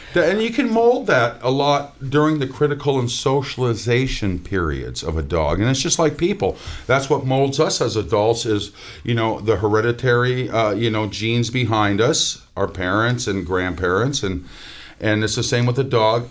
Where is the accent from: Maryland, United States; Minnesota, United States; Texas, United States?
Minnesota, United States; moved away; I'm from Minnesota